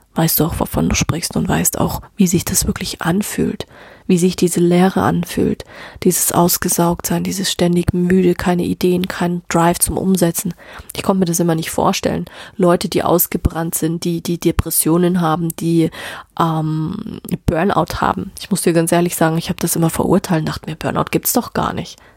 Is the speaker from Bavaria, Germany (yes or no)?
yes; Bavaria, Germany; bei uns in Deutschland, also auch speziell in Bayern